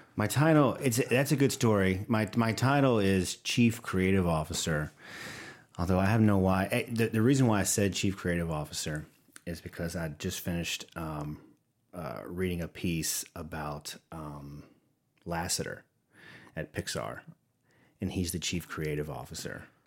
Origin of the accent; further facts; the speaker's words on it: the South, United States; accent: Southern; they can probably hear my Southern accent coming through